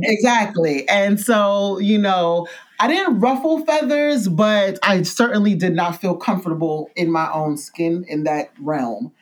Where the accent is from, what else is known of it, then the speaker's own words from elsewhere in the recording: New York City, New York, United States; I'm originally from New York City and I'm from Brooklyn, New York, actually, Bedford Stuyvesant, Bed Stuy, as we say.